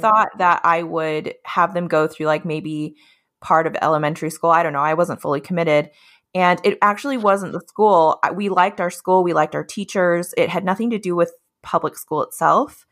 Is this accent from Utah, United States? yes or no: yes; Utah, United States; also born or lived in Colorado / Hawaii; now in Olympia, United States; I grew up in Utah most of my life, a lot of my family is from Hawaii